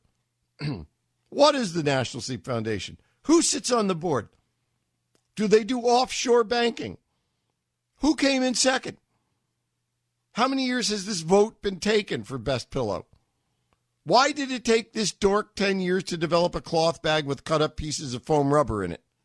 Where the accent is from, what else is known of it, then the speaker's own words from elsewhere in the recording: New York City, New York, United States; When I was a twenty-year-old growing up in Manhattan